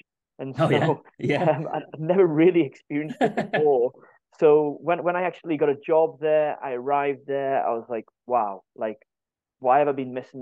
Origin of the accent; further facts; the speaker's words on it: Morpeth, North East England, United Kingdom; moved away as an adult; also born or lived in Stirling; now in Scotland; my hometown of Morpeth